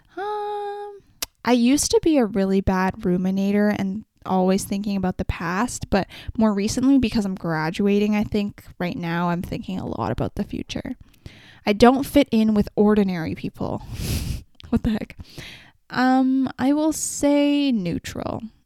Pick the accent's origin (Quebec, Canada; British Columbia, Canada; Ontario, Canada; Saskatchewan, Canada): British Columbia, Canada; Vancouver; I come from Vancouver and I come from a very specific population of people